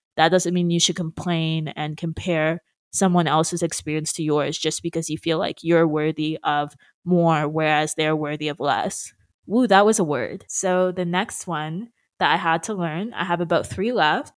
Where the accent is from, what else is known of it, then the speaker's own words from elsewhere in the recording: Brampton, Ontario, Canada; moved away as an adult; also born or lived in Peterborough; But now that I go back to Brampton, which was originally my hometown